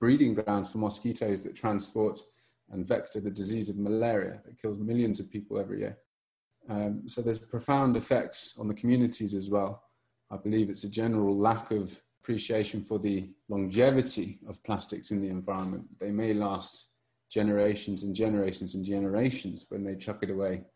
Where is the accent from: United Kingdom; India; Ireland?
United Kingdom; England; moved away as an adult; now in Malawi; I'm from England